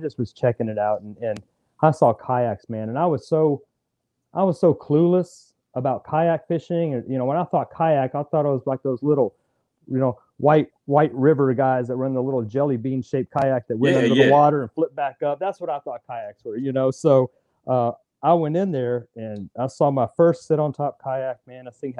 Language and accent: English; Fort Polk, Louisiana, United States; born there; also born or lived in Texas; I grew up an Army brat. You know, so we traveled a lot. So from the time I was born in Fort Polk, Louisiana, man, we were on the road, living overseas, living pretty much in every city in Texas you can think of, man.